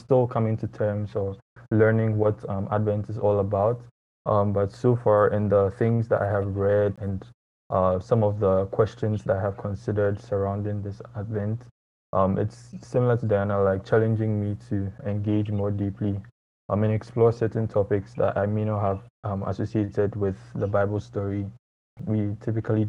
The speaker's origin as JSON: {"language": "English", "country": "Ghana", "moved": "as an adult", "lives_now": "United States", "said": "I'm from Ghana originally, and here taking classes for university in the U.S."}